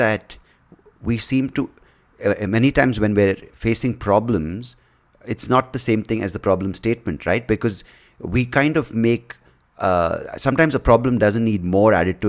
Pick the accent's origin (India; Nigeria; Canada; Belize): India; Bangalore, Karnataka; I grew up in Bangalore. Of course, it's exploded in size with wealth or with disparity at the same time.